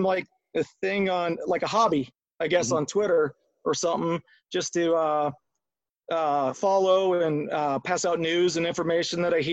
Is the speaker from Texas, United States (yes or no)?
no; Akron, Ohio, United States; also born or lived in Arizona; I'm from the Akron area